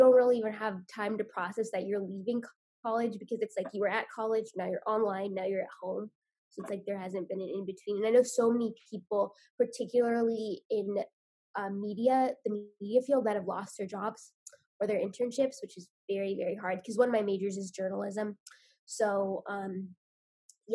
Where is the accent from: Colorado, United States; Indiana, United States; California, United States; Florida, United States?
Indiana, United States; also born or lived in West Virginia / New York City; I grew up in Indiana